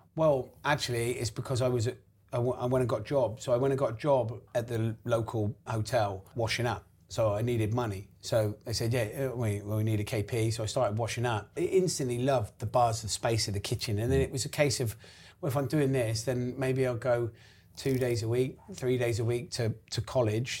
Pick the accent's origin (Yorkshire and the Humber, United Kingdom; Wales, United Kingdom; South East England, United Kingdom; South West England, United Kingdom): South West England, United Kingdom; Gloucester; moved away as an adult; also born or lived in London; we're from Gloucester